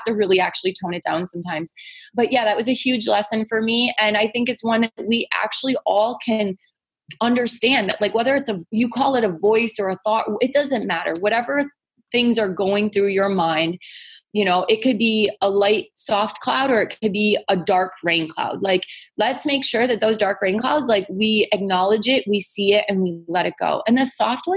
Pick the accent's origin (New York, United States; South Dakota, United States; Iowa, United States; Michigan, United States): Michigan, United States; now in California, United States; I'm from Michigan